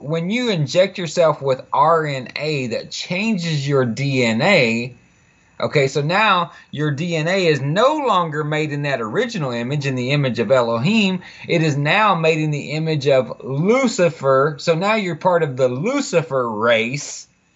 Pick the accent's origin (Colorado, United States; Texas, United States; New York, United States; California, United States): Texas, United States; Fort Worth; I was born and raised in Fort Worth, Texas.